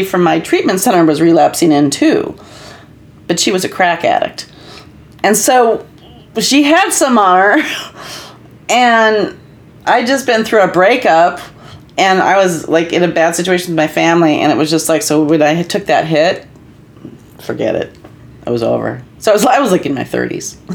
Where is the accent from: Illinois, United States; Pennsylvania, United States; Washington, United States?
Illinois, United States; Libertyville; also born or lived in Minnesota; I'm from Libertyville